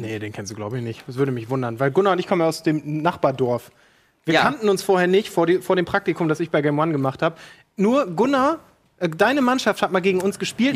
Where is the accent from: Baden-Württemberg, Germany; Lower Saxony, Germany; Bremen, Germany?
Lower Saxony, Germany; Ocholt; moved away; aus meiner Heimat bin ich jetzt gleich von Ocholt ausgegangen